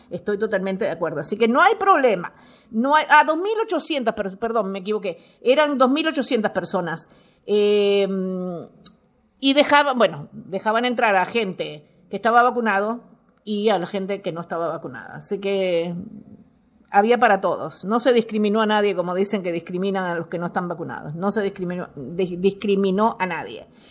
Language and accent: Spanish; Montevideo, Uruguay; moved away; Yo me fui de acá, de, de Uruguay, nací en Uruguay, nací en Montevideo, nací en La Unión